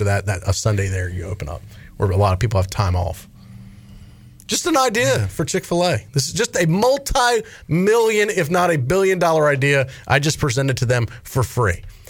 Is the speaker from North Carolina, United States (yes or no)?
yes; Raleigh, North Carolina, United States; growing up in Raleigh